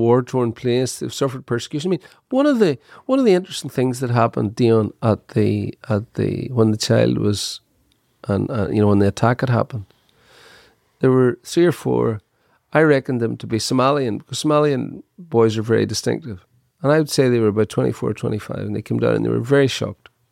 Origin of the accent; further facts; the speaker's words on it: Dungiven, Northern Ireland, United Kingdom; I was born in Dungiven, Everybody lived in a council house